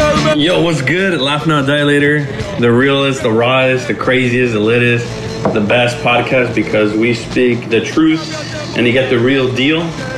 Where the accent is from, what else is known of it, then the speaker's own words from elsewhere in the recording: Los Angeles, California, United States; we're from the same neighborhood, Florence Firestone, Graham, Florence Graham area.